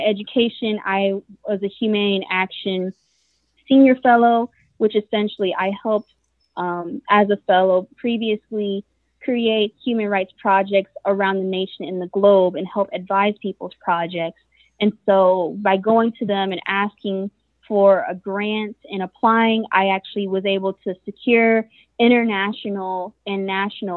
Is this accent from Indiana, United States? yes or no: yes; Fort Wayne, Indiana, United States; also born or lived in Atlanta, Georgia; born and raised in Fort Wayne, Indiana